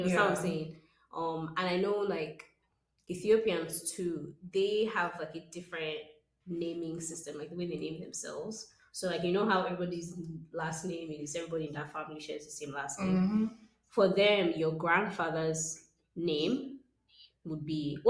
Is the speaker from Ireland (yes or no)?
no; Nigeria; now in Austin, United States; we are Nigerian people